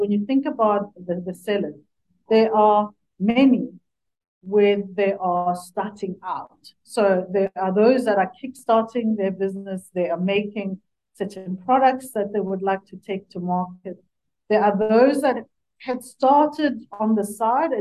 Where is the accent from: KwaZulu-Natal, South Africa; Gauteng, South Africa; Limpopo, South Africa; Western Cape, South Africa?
Limpopo, South Africa; Sekhukhuneland; moved away; I grew up in Sekhukhuniland. So my parents are still there